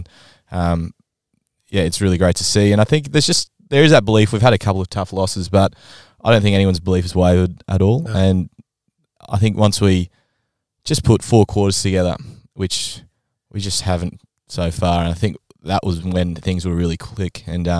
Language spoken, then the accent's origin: English; Adelaide, South Australia, Australia; No, I'm from Adelaide. So I played footy growing up. And then when I came to high school here